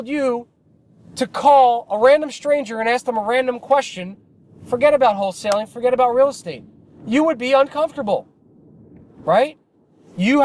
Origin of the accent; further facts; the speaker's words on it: New Jersey, United States; I'm from New Jersey